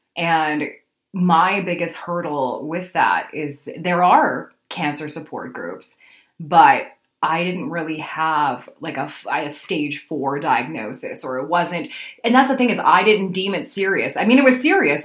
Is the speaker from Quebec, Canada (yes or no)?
no; Alberta, Canada; moved away as an adult; also born or lived in Manitoba; now in Winnipeg, Canada; I'm originally from Alberta, where I spent most of my career in radio